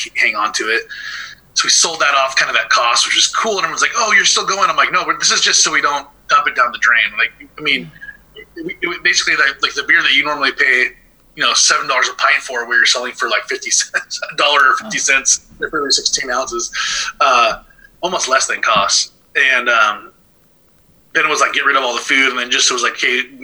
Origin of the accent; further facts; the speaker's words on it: Thousand Oaks, California, United States; also born or lived in Oregon; I grew up in Thousand Oaks, Newbury Park, just south of Ventura